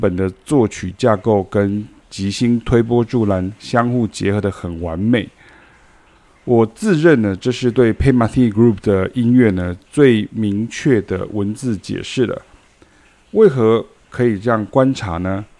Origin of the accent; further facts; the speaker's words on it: Taiwan; 因为我们是台湾人到欧洲学爵士乐的第一人跟第二人呢、